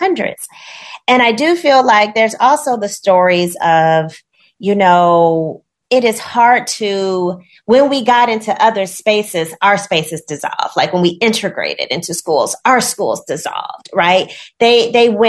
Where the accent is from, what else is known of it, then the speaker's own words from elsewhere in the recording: Gary, Indiana, United States; growing up in Gary, Indiana, I went to schools that mostly had Black children